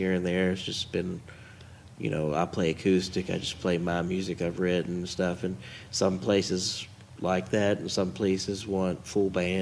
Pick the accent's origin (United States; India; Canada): United States; Bullitt County, Kentucky; moved away as an adult; now in Elizabethtown, United States; I'm originally from Bullitt County. I moved out to E-Town a few years ago.